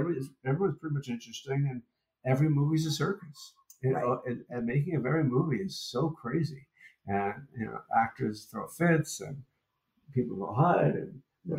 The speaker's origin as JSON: {"language": "English", "town": "New York City", "region": "New York", "country": "United States", "said": "You know, even though we came from New York City, it's not like we live in a small town"}